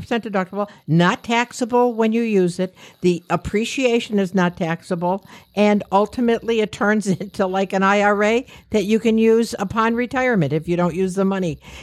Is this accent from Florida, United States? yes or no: no; New York, United States; "From New York."